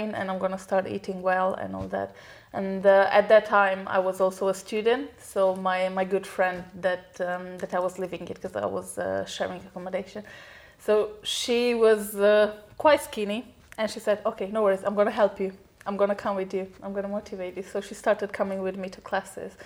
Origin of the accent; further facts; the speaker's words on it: Romania; moved away; I'm originally from Romania. It's an Eastern European country